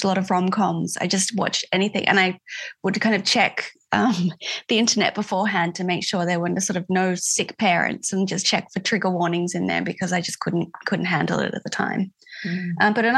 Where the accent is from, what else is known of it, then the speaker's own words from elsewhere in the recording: Adelaide Hills, South Australia, Australia; moved away as an adult; I grew up in the Adelaide Hills and lived there until I was about 20.